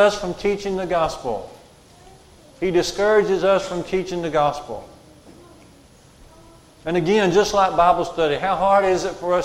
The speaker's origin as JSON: {"language": "English", "town": "Curry", "region": "Alabama", "country": "United States", "tie": "born or raised there", "said": "I grew up at Curry near Smith Lake"}